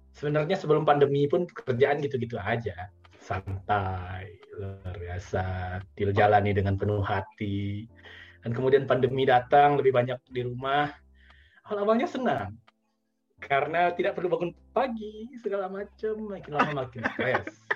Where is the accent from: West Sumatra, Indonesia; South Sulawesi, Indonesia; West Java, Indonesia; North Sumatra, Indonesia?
West Sumatra, Indonesia; Padang; also born or lived in Bukittinggi; saya kan dari Padang ya saya di Bukit Tinggi